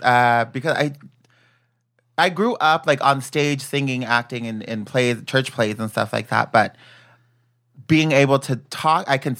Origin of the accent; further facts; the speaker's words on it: Chula Vista, California, United States; also born or lived in National City; Born and raised San Diego. I'm from Chula Vista.